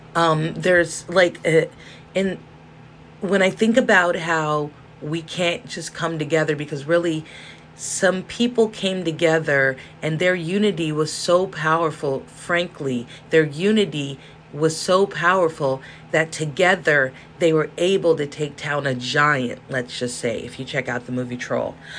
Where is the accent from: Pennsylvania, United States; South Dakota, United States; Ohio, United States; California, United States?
California, United States; Los Angeles; I'm from South Central